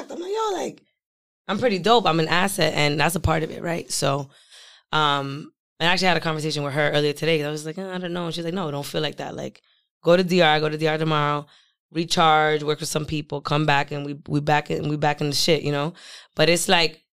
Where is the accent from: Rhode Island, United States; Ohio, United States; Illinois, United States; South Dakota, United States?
Rhode Island, United States; Providence; moved away as an adult; also born or lived in New York; now in Providence, United States; I was born on the south side of Providence